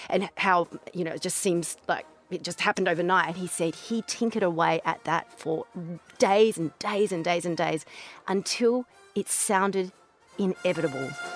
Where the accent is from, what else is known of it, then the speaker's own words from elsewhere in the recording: Barossa Valley, South Australia, Australia; now in Dubai, United Arab Emirates; I'm from Australia